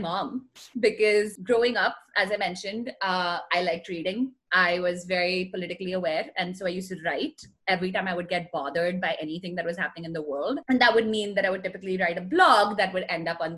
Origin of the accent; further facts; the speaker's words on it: India; moved away as an adult; I grew up in India, still very rooted in India